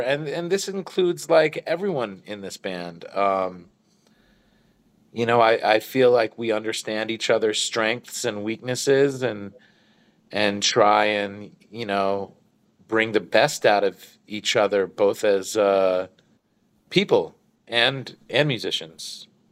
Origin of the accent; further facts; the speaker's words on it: New York, United States; Growing up in New York